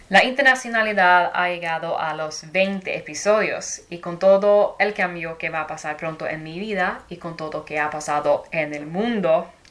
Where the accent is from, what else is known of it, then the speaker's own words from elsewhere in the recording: Sweden; jag är svensk liksom. Och i vissa andra situationer så bara ja jag vet att jag är svensk liksom.